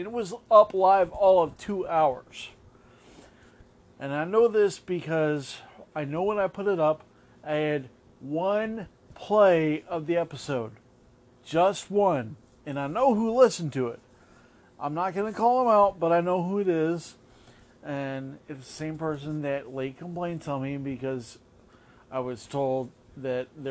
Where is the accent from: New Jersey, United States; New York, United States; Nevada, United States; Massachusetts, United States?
Nevada, United States; Las Vegas; now in Orlando, United States; born and raised in Las Vegas.